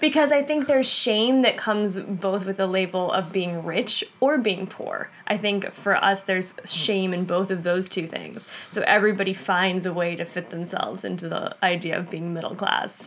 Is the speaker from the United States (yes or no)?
yes; Massapequa, New York, United States; I'm from Massapequa, Long Island, New York.